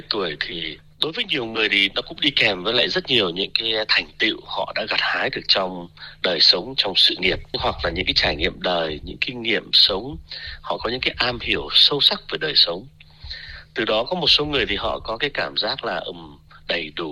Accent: Vietnam; now in Australia; tuy là mình thì à, lớn lên sinh ra lớn lên ở Việt Nam nhưng mà mình thôi thì cứ tự cho mình cái hy vọng là được sống theo tuổi thọ trung bình của người Úc đi

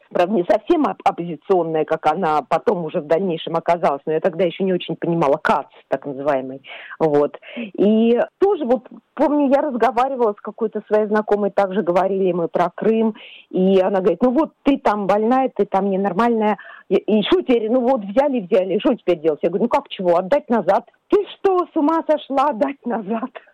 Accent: Moscow, Russia; moved away as an adult; now in Australia; Я родилась в Москве, прожила там все мои 50 лет

